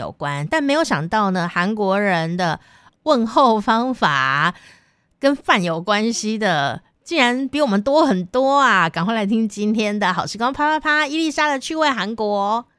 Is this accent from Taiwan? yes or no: yes; Taiwan; 我们台湾人